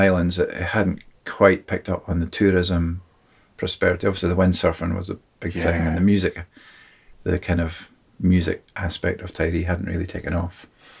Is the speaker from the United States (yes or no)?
no; Tobermory, Scotland, United Kingdom; now in Carshalton, United Kingdom; I grew up in Tobermory. My family been here, I think I'm the fifth generation, my father's side. And now I live in a place called Kirshalton, which is a southern suburb of London, Greater London, just inside.